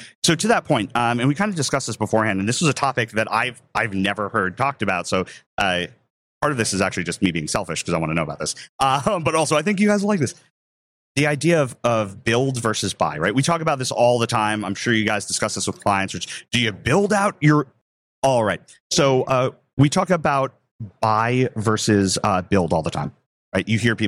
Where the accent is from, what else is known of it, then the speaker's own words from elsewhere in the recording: New York, United States; We're all from New York, so you don't mind talking over others, which is great.